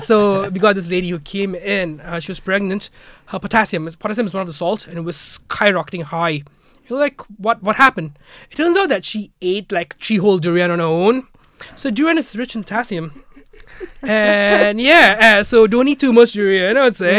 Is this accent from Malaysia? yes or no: yes; Malaysia; now in Ireland; back in Malaysia, we would do Lunar New Year as well